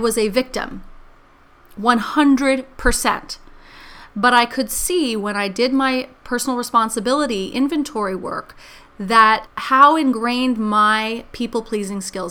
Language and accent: English; New York City, New York, United States; I grew up in New York City, and I grew up in New York City in the 70s.